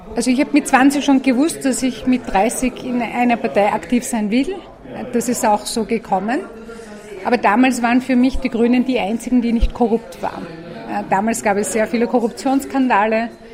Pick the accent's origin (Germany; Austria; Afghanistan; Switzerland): Austria; Tyrol; ich bin kurdischstämmig, bin in Tirol aufgewachsen